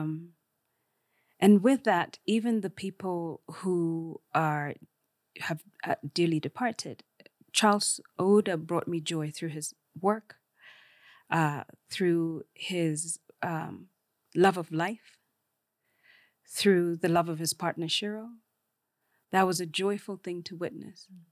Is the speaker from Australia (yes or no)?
no; Kenya; I am Kenyan